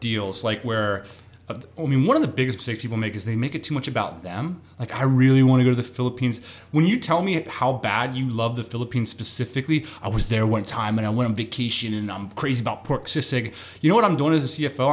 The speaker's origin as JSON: {"language": "English", "region": "East Coast", "country": "United States", "also_born_or_lived": "San Diego", "moved": "yes", "said": "we both lived in San Diego. We're both from the East Coast"}